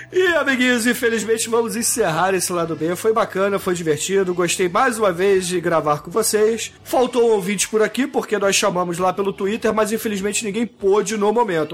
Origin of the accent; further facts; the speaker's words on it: Rio de Janeiro, Brazil; eu sou carioca e não falo assim assim